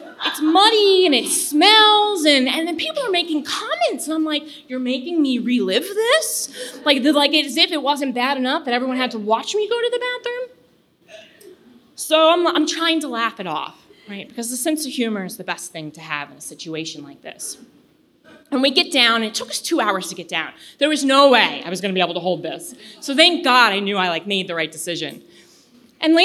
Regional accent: Virginia, United States; I'm from Virginia

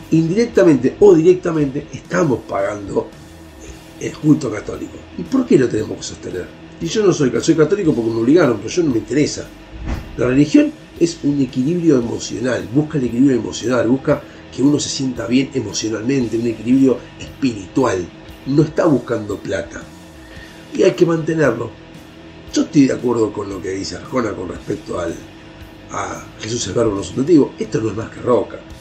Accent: Argentina; como ciudadanos argentinos

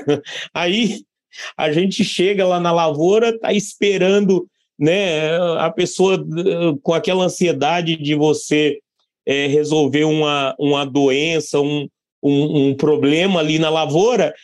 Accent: Barra do Bugres, Mato Grosso, Brazil; Eu nasci em Barra do Bugres, Mato Grosso, e indo para a fazenda desde criança com, com meus pais

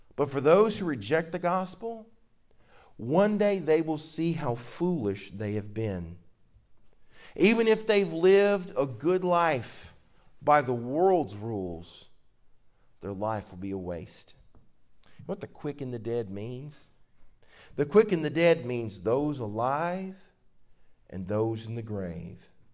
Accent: Mississippi, United States; I'm from Mississippi

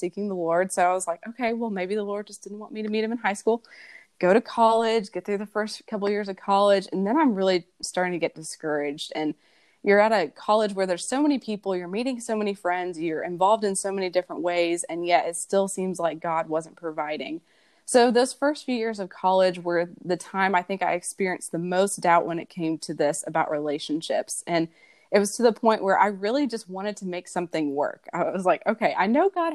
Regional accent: Kentucky, United States; I'm from Kentucky. I was born and raised here, lived here almost all my life.

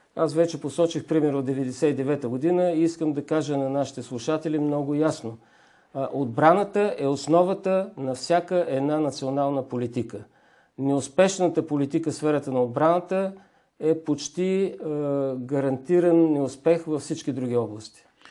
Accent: Bulgaria; Ние сме българи

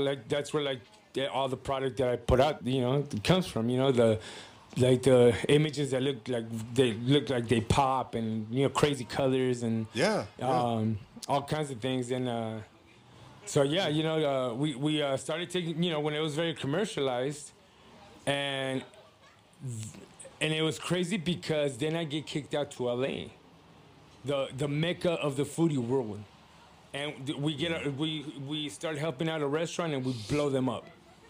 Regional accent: León, Guanajuato, Mexico; also born or lived in Pacoima; At the time, we were living in Pacoima. My dad sold the house, and then I think before I hit one, he moved us out to León, Guanajuato.

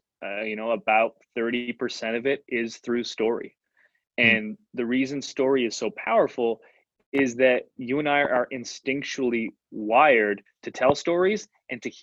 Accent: Canada; I'm from Canada, we're playing street hockey in youth group.

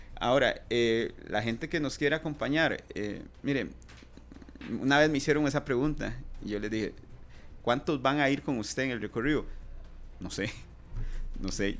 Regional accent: Costa Rica; como costarricense que soy

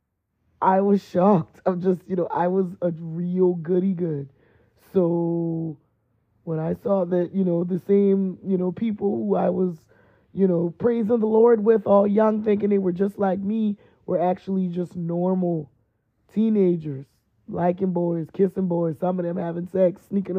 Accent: East Coast, United States; moved away; I was raised on the East Coast

